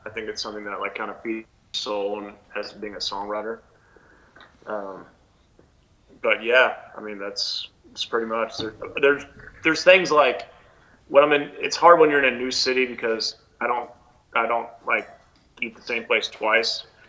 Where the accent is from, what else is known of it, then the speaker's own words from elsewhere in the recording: Houston, Texas, United States; moved away as an adult; also born or lived in Los Angeles / New York; growing up in Houston, there was a lot of there was you know I went to Stratford High School in Houston